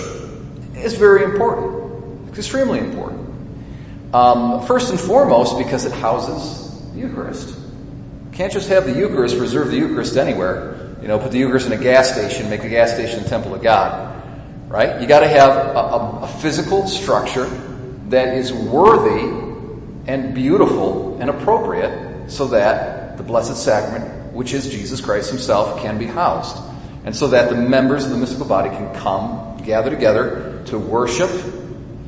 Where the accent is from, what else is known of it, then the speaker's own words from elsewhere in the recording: United States; as American Catholics